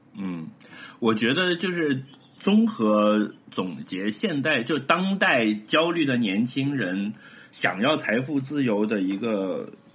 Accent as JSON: {"language": "Chinese", "region": "Hebei", "country": "China", "tie": "born or raised there", "also_born_or_lived": "Baoding", "moved": "yes", "said": "我的老家河北"}